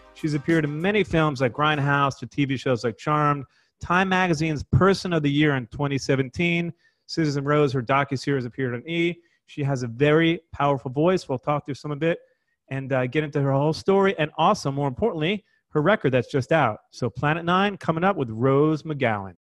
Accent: New York, United States; moved away; I'm a New Yorker, So I really, you know, I'm, I'm, longing for the day I can go back to New York.

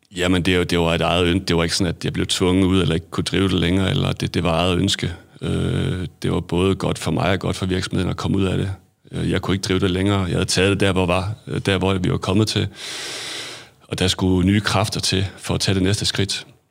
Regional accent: Hadsund, North Denmark Region, Denmark; also born or lived in England / Aarhus; født og opvokset i Hadsund

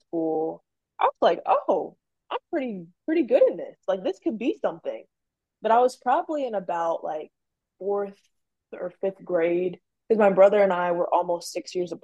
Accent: Maryland, United States; I'm from Maryland

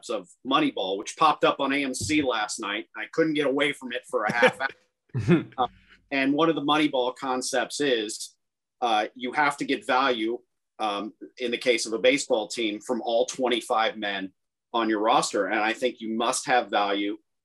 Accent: Central Florida, United States; growing up in the Central Florida area in the 1970s

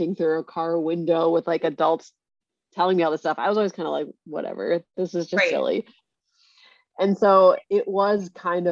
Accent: Connecticut, United States; I grew up in Connecticut

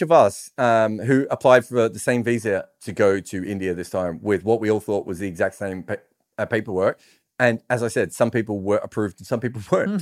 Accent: Australia; being Australian

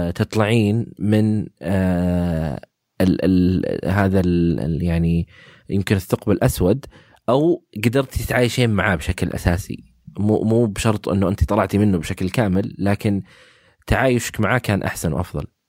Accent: Saudi Arabia; عندنا في السعوديه

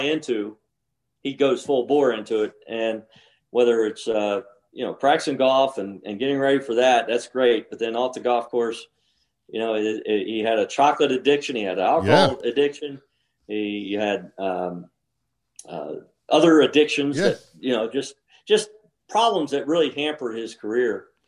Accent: College Park, Maryland, United States; moved away; also born or lived in Ponte Vedra, Florida; I grew up in College Park.

